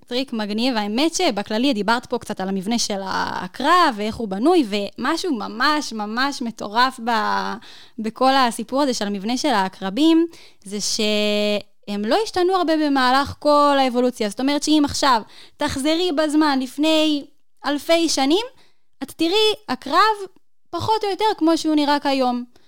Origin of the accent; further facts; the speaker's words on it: Northern District, Israel; אני מהצפון.